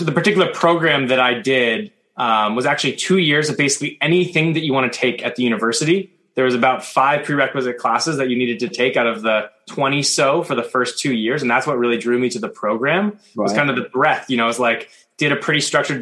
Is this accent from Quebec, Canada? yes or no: no; Toronto, Ontario, Canada; moved away as an adult; also born or lived in Victoria, British Columbia